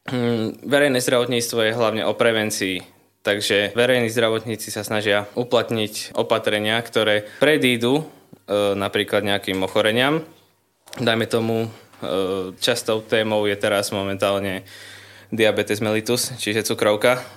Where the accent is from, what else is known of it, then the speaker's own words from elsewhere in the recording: Lubochňa, Žilina Region, Slovakia; som z Lubochne, mám 20 rokov a študujem na katedre verejného zdravotníctva na Katolíckej univerzite v Ružomberku.